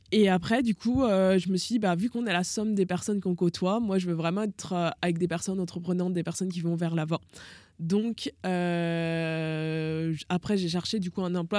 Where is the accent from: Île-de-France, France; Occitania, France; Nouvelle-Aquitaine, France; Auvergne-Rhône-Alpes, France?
Auvergne-Rhône-Alpes, France; Lyon; moved away; also born or lived in Toulon; moi je viens de Lyon, donc Lyon euh, à la grande époque de l'OL